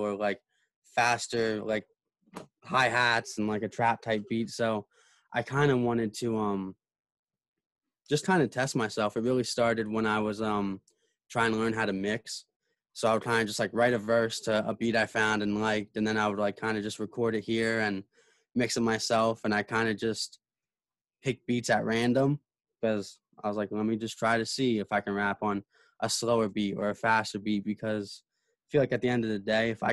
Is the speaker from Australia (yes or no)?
no; New Jersey, United States; I'm from New Jersey